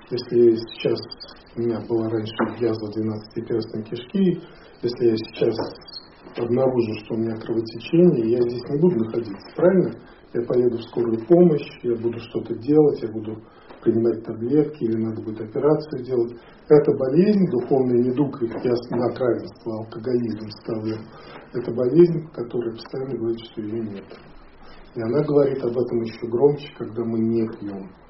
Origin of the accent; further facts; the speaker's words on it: Moscow, Russia; moved away; also born or lived in Canada / Hawaii; я вырос в Советском Союзе и в Москве.